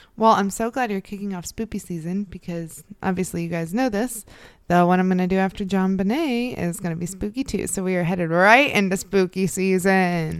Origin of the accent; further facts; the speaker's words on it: Midwest, United States; I'm from the Midwest